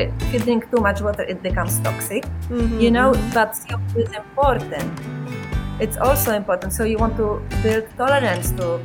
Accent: South Bohemian Region, Czechia; moved away; I grew up in South Bohemia

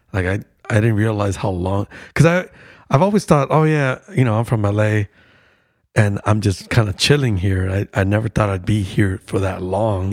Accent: Lynwood, California, United States; I grew up in Linwood, so it was like a suburb outside of L

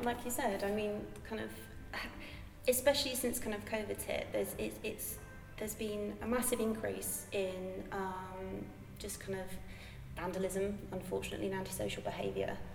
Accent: Bristol, South West England, United Kingdom; moved away as an adult; also born or lived in Bath; I'm from Bristol originally. I'm Bristol born and bred.

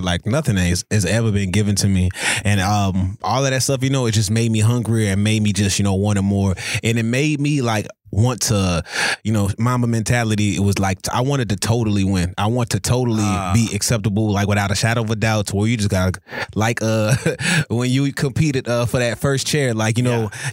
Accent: New Orleans, Louisiana, United States; moved away; originally I'm from New Orleans

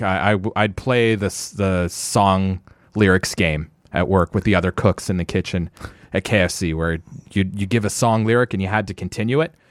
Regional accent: Ottawa, Ontario, Canada; Born and raised in Orleans

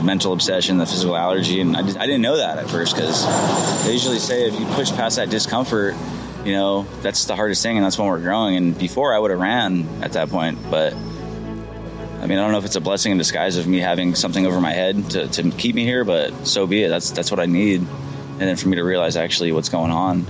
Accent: Orange County, California, United States; I grew up in Orange County, pretty good life upbringing

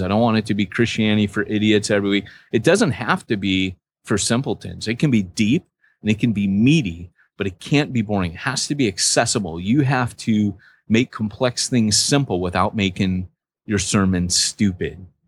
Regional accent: United States; moved away; I'm American

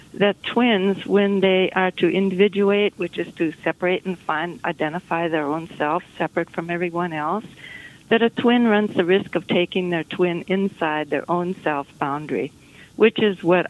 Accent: Minnesota, United States; moved away as an adult; now in Lenox, Massachusetts, United States; we moved here when our children were small. I grew up in Minnesota.

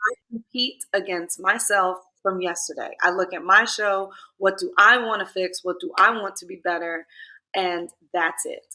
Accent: New York City, New York, United States; I'm from Clinton Hill, Fort Greene.

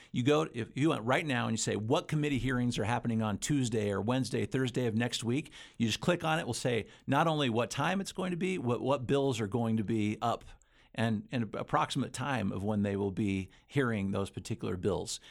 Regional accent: Utah, United States; also born or lived in Idaho; I'm, I'm from Utah primarily. Utah and Idaho are the two places where I've, where I've grown up

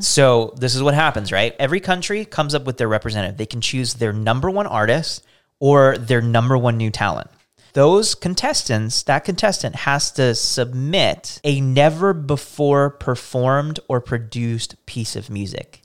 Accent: United States; as an American people

